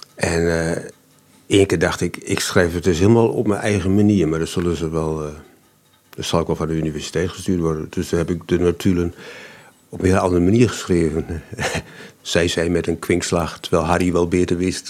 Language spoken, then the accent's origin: Dutch; Almelo, Overijssel, Netherlands; accent: Almeloers; mijn Almeloers accent